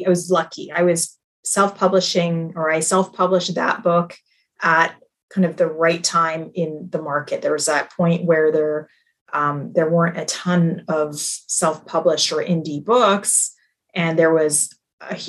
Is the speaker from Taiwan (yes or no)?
no; Canada; I'm Canadian, so I was at home for a year